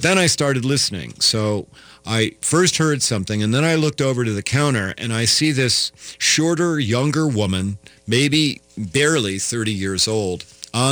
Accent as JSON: {"language": "English", "region": "Iowa", "country": "United States", "moved": "yes", "lives_now": "Minnesota, United States", "said": "I'm not from Minnesota, I'm from Iowa"}